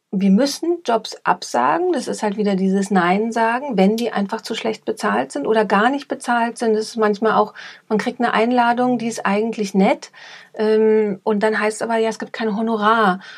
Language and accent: German; East Germany, Germany; now in Munich, Germany; Ich komme aus Ostdeutschland, das ist, glaube ich, auch nochmal so ein Punkt. Ähm, da wurde man sehr gemeinschaftsorientiert erzogen